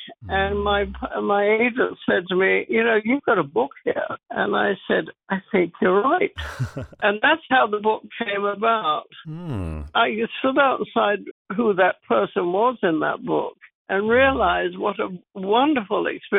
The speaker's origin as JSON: {"language": "English", "region": "London", "country": "United Kingdom", "also_born_or_lived": "Johannesburg, South Africa / Hwange, Zimbabwe", "moved": "as an adult", "said": "when I was a very young woman in England, where I was born. I come from London, as you can probably tell."}